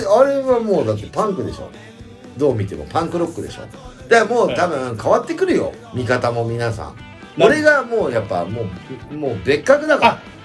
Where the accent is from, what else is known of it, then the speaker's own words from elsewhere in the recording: Tsuruga, Fukui, Japan; now in Tokyo, Japan; うちの田舎、駿河っていうとこなんだけど、福井の。